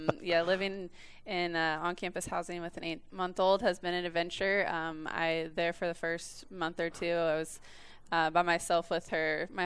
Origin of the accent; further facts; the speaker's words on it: Fort Scott, Kansas, United States; my dad was a college football coach, so we kind of moved all over the place. I did go to high school in Fort Scott, Kansas.